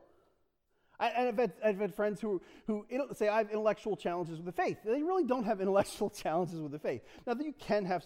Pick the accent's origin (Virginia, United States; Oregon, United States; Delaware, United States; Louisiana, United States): Delaware, United States; I'm from Delaware